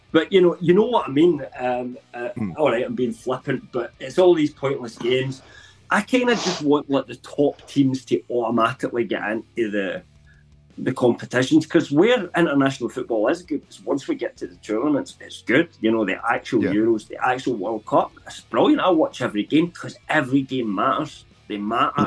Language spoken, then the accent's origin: English; England, United Kingdom; officially I'm English